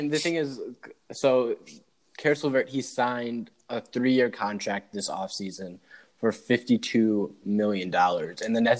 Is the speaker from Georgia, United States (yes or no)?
no; Michigan, United States; I'm from Michigan.